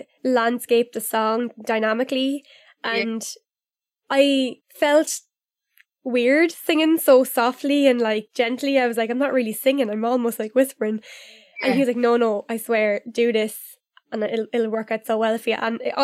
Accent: Newbridge, Leinster, Ireland; It was like in the local kind of nightclub back in my hometown in Newbridge.

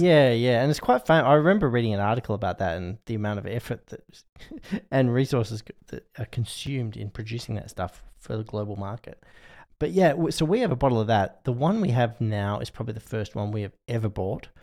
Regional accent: Australia; as an Australian

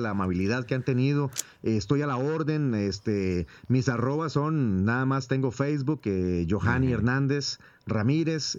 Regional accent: Cafetal, Costa Rica; Si les contara de dónde vengo yo, vengo de Cafetal, yo soy un, un actor este, de voz de Cafetal, o sea, yo vengo de, la zona rural donde no había luz

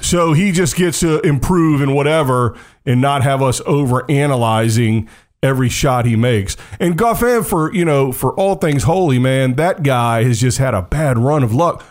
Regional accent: United States; I'm American

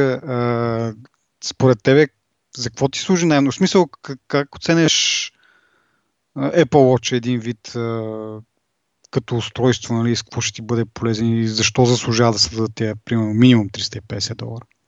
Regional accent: Bulgaria; accent: Bulgarian

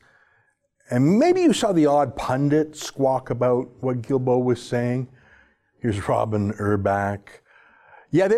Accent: Canada; I'm Canadian.

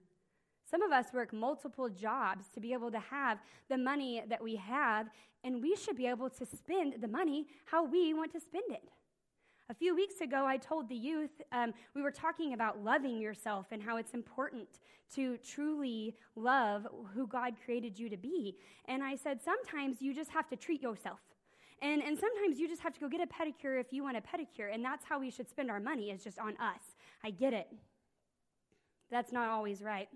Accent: Nowata, Oklahoma, United States; I grew up in Nowata, Oklahoma, which is in the northeastern part of the state

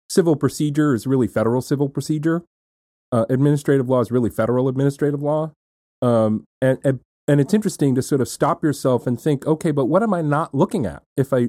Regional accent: New England, United States; I grew up in New England mostly, and so to me it's there's a few selectmen, there's the town meeting, and that's very simple and seems very flat.

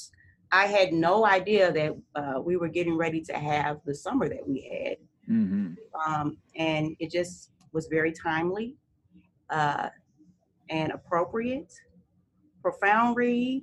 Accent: St. Louis, Missouri, United States; moved away as an adult; now in Mississippi, United States; I taught high school English in St. Louis, Missouri, my hometown, for 9 years

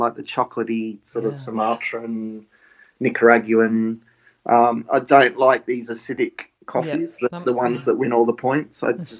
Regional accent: Australia; moved away; You can probably tell by the accent, I was born in Australia and grew up in Australia.

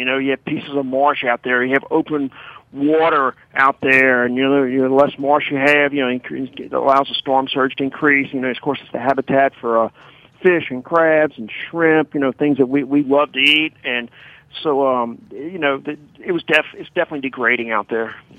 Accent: Baton Rouge, Louisiana, United States; I'm from Baton Rouge. I've been here all my life, never left

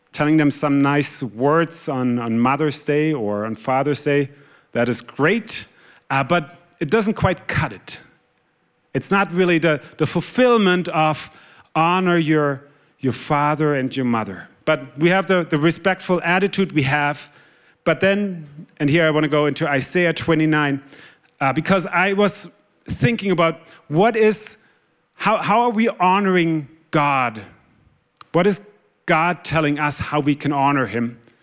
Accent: Germany; moved away; I'm originally from Germany

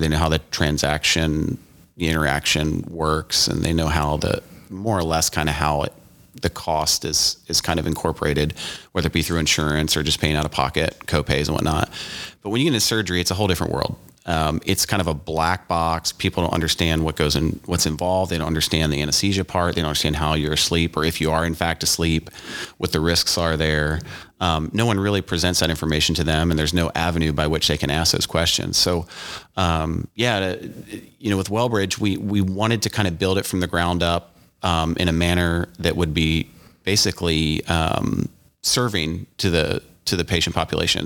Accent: Louisiana, United States; moved away as an adult; also born or lived in East Coast; now in Indiana, United States; born on the East Coast, grew up in Louisiana, um, college down south, and, um, moved up here for med school and residency

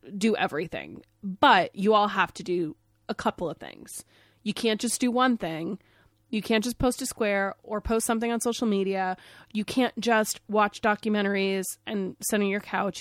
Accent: Maine, United States; I grew up in Maine. I grew up in the whitest state in the country

